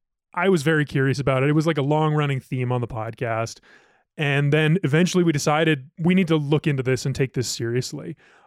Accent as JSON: {"language": "English", "region": "Ohio", "country": "United States", "tie": "born or raised there", "moved": "yes", "lives_now": "Colorado, United States", "said": "I grew up in Ohio. I had never seen honey on the table for dressing the crust until moving here to Colorado."}